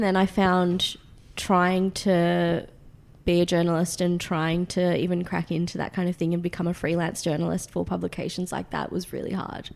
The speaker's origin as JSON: {"language": "English", "country": "Australia", "accent": "Australian", "said": "my Australian accent"}